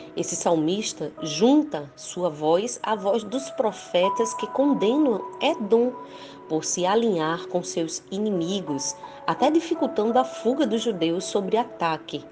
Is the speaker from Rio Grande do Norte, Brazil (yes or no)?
yes; Rio Grande do Norte, Brazil; sou do Rio Grande do Norte, Brasil